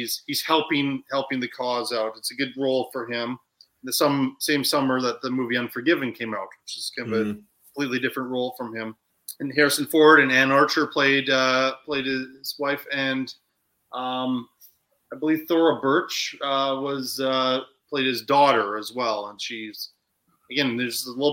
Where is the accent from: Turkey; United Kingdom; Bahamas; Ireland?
Ireland; I'm Irish